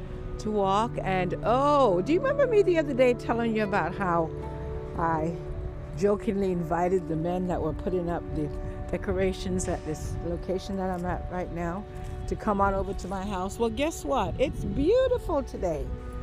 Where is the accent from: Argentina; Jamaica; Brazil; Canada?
Jamaica; also born or lived in England; Who would have thought I was born in England? Can you believe that? And I've gotten all these clothes. I guess having to transition from England to Jamaica to live as a child. I went there at 10 years old